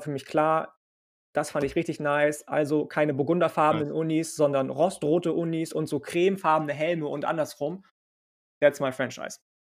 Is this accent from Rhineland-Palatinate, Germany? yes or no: no; Lübeck, Schleswig-Holstein, Germany; Ich komme aus Lübeck, aus Schleswig-Holstein.